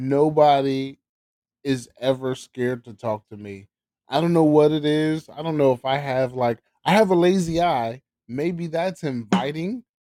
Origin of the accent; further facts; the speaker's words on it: the South, United States; I grew up in the South, and I'm a military brat.